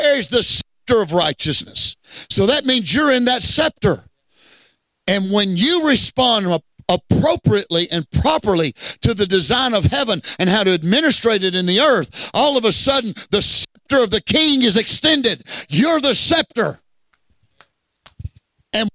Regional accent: Southeast Texas, United States; moved away; Well, I'm a Texan. I'm a Texan before I'm an American. Hey, I grew up in Southeast Texas

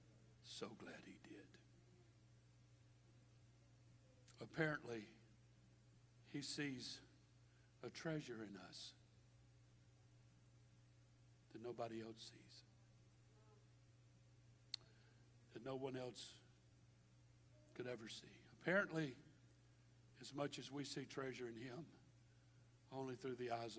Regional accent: Baton Rouge, Louisiana, United States; I was born and raised in Baton Rouge

